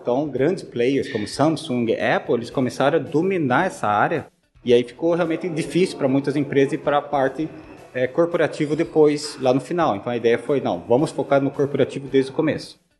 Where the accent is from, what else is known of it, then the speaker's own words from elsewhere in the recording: Joinville, Santa Catarina, Brazil; moved away as an adult; also born or lived in United States; sou de Santa Catarina, sou joinvilense. Nasci lá na cidade, é, eduquei, uh, estudei lá, fiz engenharia